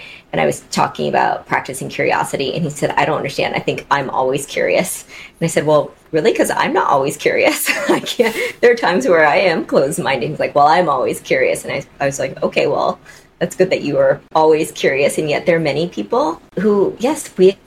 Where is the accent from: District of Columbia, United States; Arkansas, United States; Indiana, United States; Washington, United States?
Washington, United States; Seattle; I came back to Seattle, which is my hometown